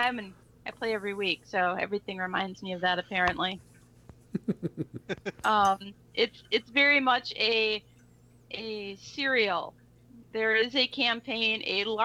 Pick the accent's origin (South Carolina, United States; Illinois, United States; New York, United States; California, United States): Illinois, United States; Chicago; we're all from Chicago